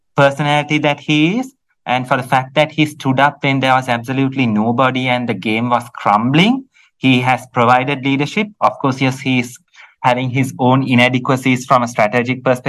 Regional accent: Sri Lanka

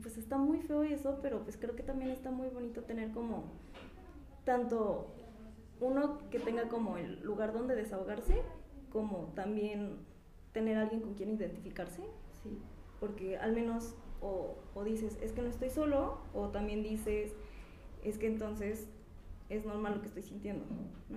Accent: Pachuca, Hidalgo, Mexico; soy de aquí de Pachuca

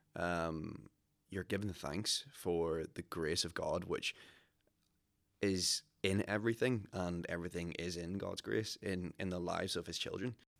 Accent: Ballyclare, Northern Ireland, United Kingdom; I'm originally from Ballyclare

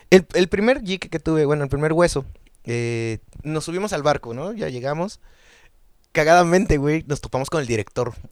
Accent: Mexico; Que eso, güey, como buenos mexicanos, en una semana

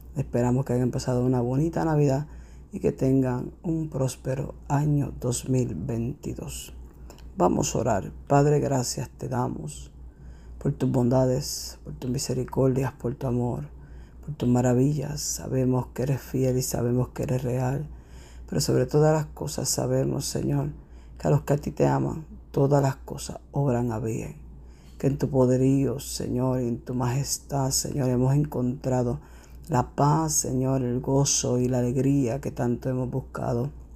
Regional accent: Puerto Rico; la escuela donde yo crecí en Puerto Rico

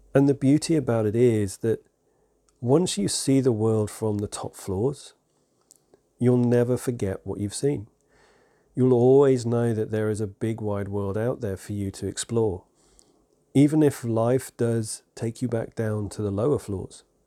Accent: England, United Kingdom; I'm, I'm English.

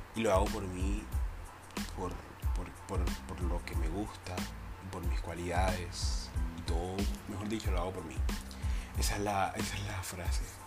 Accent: Cartagena, Bolívar, Colombia; soy colombiano, soy cartagenero

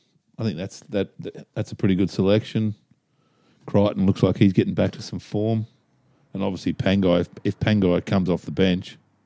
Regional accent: Queensland, Australia; as a Queenslander

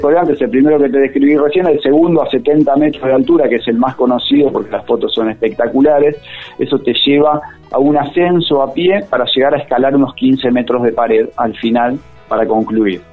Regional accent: Buenos Aires, Argentina; now in Merlo, Argentina; yo soy oriundo de Buenos Aires, hace 16 años que vivo acá

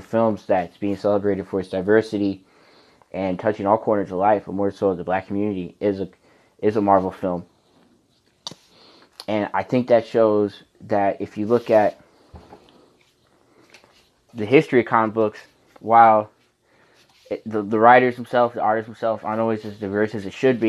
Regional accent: United States; as a Latino American

